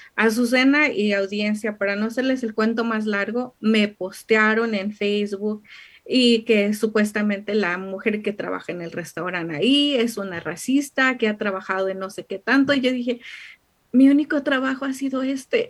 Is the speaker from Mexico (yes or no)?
yes; Mexico; now in United States